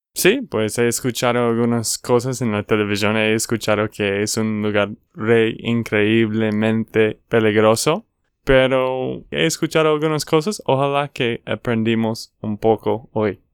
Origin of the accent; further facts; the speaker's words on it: Texas, United States; de Texas, Estados Unidos